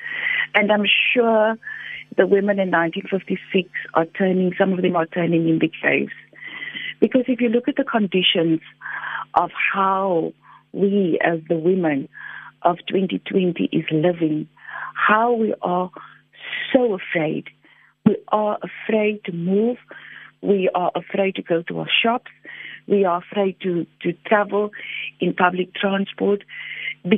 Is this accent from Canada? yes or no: no; Cape Town, Western Cape, South Africa; also born or lived in District Six, Cape Town; journey as a child being chucked out of District 6 and growing up in Lavender Hill.